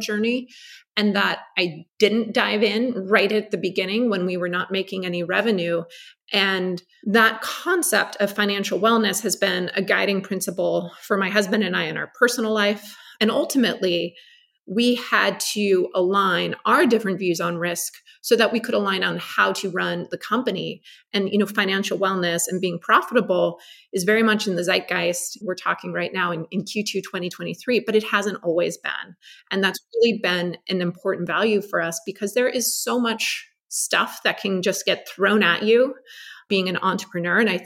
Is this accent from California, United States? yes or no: yes; Los Angeles, California, United States; growing up in Los Angeles